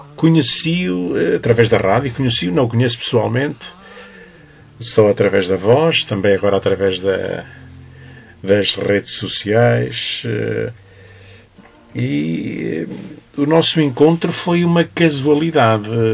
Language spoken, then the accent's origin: Portuguese; Loriga, Centro, Portugal; foi a terra que me viu nascer, que me viu crescer